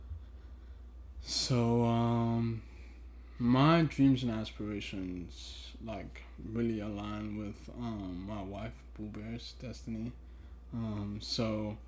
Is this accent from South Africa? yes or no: yes; South Africa; first language Twi; English is a second language; moved away; also born or lived in Ghana; I grew up in South Africa